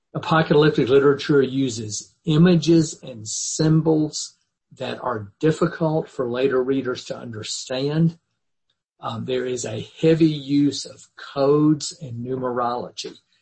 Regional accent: the Bible Belt, United States; growing up in the Bible Belt of my youth

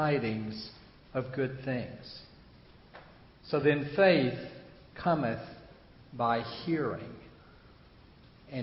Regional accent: Memphis, Tennessee, United States; the civil rights movement that came to my hometown of Memphis when I was a young teenager

